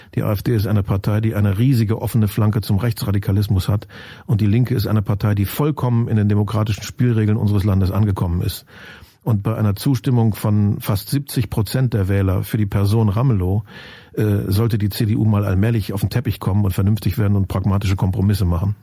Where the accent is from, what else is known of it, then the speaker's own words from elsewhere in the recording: Germany; also born or lived in Lusatia; Ich habe ja nur behauptet, dass ich die Herkunft habe. Aufgewachsen bin ich ja im Westen